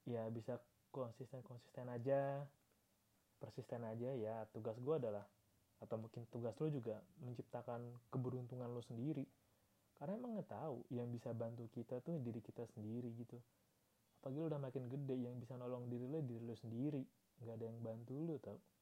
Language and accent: Indonesian; Yogyakarta, Special Region of Yogyakarta, Indonesia; ya harga rumah di Jogja tuh mahal banget anjir beneran dah gue sebagai warga Jogja kota